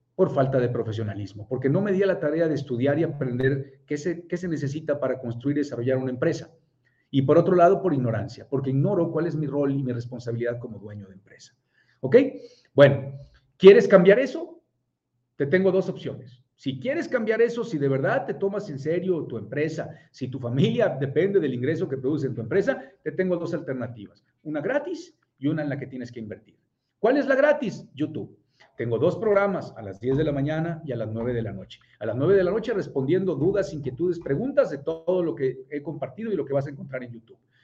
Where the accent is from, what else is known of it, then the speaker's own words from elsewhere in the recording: Puebla, Mexico; yo soy de Puebla